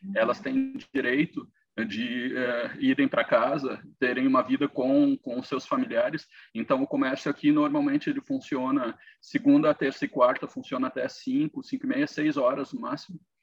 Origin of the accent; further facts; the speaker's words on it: Brazil; moved away as an adult; now in Canada; como brasileiro